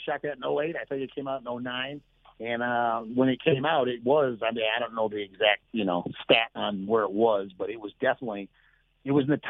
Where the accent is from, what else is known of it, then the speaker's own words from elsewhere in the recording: Madison, Wisconsin, United States; moved away; Well, growing up in Madison, Wisconsin, I always wanted to be an actor.